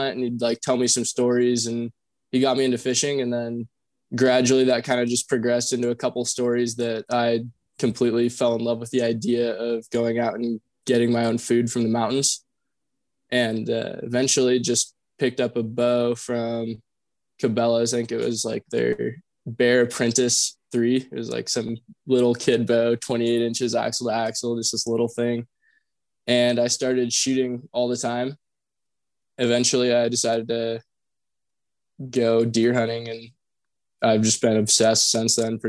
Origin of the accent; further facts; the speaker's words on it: Kirkland, Washington, United States; moved away as an adult; also born or lived in Boise, Idaho; I grew up in Seattle, Washington, I guess just outside of Seattle, a smaller town called Kirkland